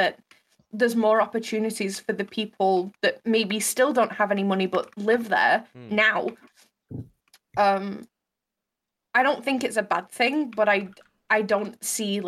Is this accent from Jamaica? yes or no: no; Manchester, North West England, United Kingdom; where I grew up in Manchester